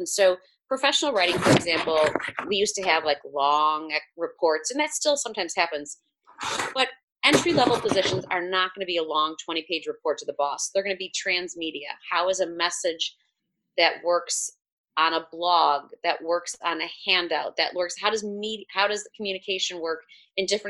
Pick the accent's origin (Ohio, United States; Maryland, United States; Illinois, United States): Illinois, United States; Chicago; moved away as an adult; now in Louisville, United States; I'm from Chicago